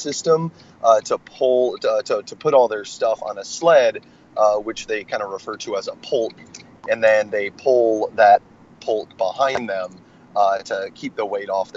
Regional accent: Raymond, Iowa, United States; moved away as an adult; also born or lived in Tacoma, Washington; now in Washington, United States; I grew up in Raymond

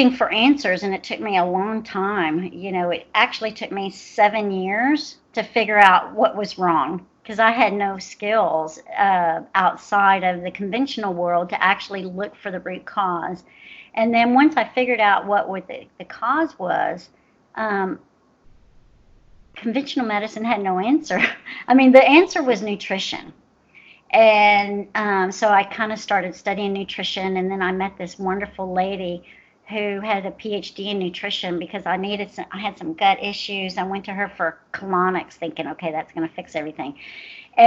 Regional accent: Houston, Texas, United States; I'm from Houston, Texas, and my office is based here

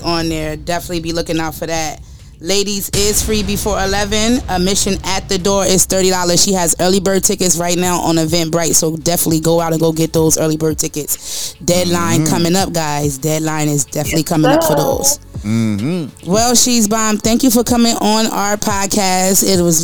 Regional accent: United States; I'm American

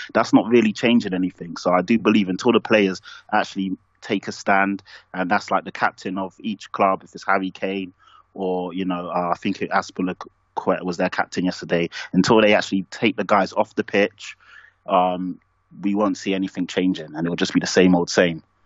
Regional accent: London, United Kingdom; I'm black and I'm from Tottenham

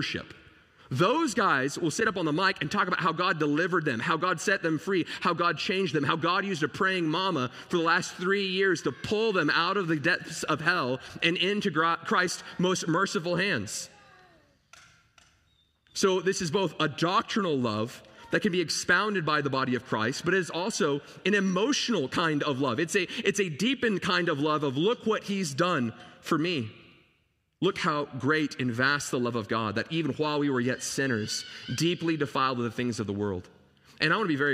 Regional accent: Dallas, Texas, United States; I grew up in Dallas, Texas

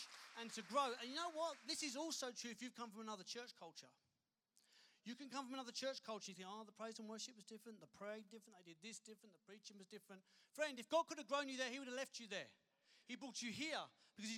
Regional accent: United Kingdom; moved away as an adult; also born or lived in London / Kent / Dorset; now in Perth, Australia; I grew up in London and Kent in the UK.

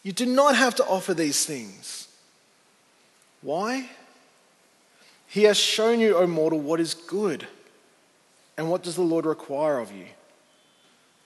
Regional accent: Sydney, New South Wales, Australia; I grew up on the North Shore, and Justin was my youth minister way back in the day

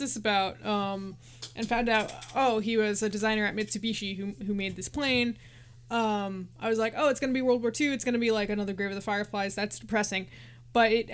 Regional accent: United States; as an American

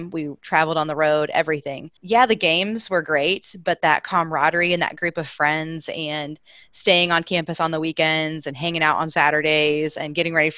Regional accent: Lockwood, Missouri, United States; My hometown is Lockwood, Missouri. It is down in the southwest corner

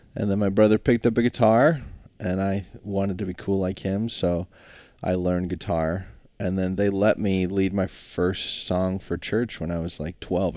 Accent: Alaska, United States; construction was just the default growing up in Alaska

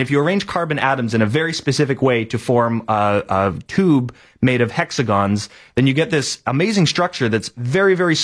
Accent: Lower Mainland, British Columbia, Canada; I grew up in the Lower Mainland, so I have some great memories of being in Science World

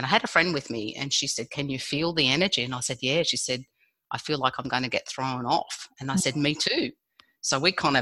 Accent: Australia; I was born in Australia

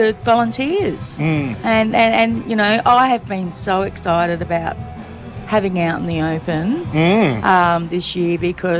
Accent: Victoria, Australia; Oh, the Mornington Peninsula.

